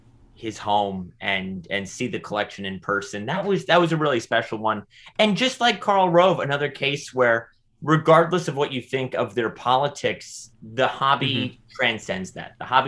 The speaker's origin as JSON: {"language": "English", "region": "California", "country": "United States", "also_born_or_lived": "New York", "said": "it was cool for me as a as a Californian and New Yorker"}